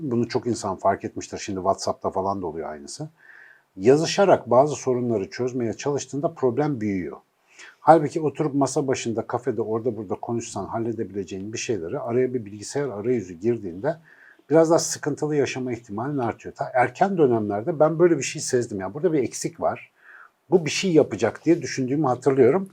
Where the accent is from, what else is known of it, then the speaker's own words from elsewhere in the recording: Ankara, Turkey; now in Istanbul, Turkey; bir Ankaralı olarak